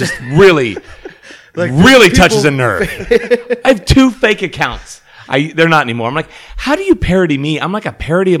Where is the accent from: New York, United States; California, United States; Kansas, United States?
Kansas, United States; Caldwell; born or raised there; moved away